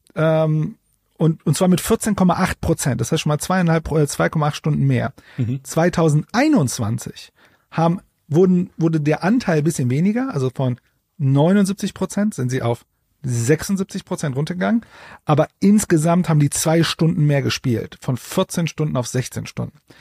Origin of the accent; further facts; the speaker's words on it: Ruhr area, North Rhine-Westphalia, Germany; Das ist erstmal Ruhrpott-Stolz. Ich komme ja auch aus dem Pott